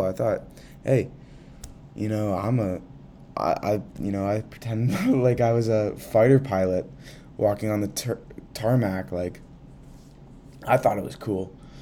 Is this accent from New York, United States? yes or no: no; Central Massachusetts, United States; I'm from Central Mass